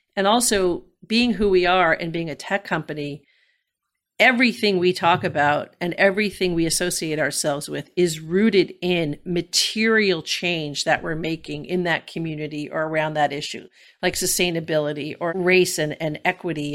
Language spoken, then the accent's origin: English; New York City, New York, United States; like a Bronx girl made good